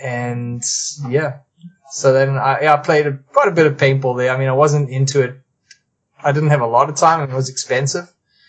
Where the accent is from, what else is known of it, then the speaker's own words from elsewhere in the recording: South Africa; now in Canada; I was originally from South Africa. Immigrated here in December 1999. And I became a Canadian citizen a couple years later.